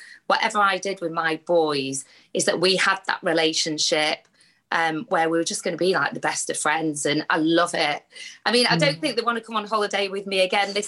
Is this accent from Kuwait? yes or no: no; United Kingdom; I've just grown as a British Asian girl